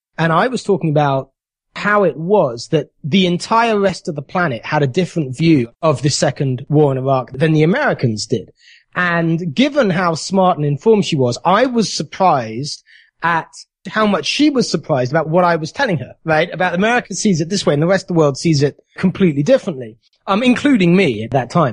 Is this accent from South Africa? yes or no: no; United Kingdom; moved away as an adult; now in United States; the country where I was born